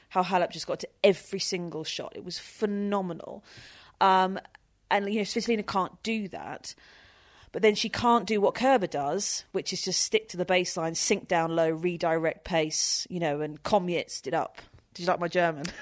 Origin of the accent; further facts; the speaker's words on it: United Kingdom; I'm British